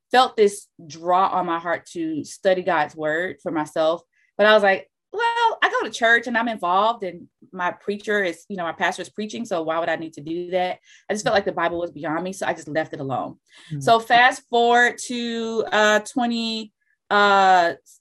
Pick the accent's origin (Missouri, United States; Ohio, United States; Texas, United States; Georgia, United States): Georgia, United States; Atlanta; moved away as an adult; now in Washington, D.C. area, United States; I am originally from Atlanta, Georgia. I been in the DC area for about 12 years